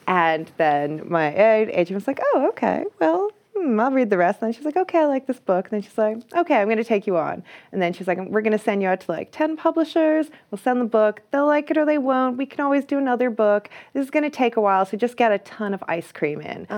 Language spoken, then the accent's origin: English; Ireland; I'm Irish, so I can be like, "I went, I did arts in U C D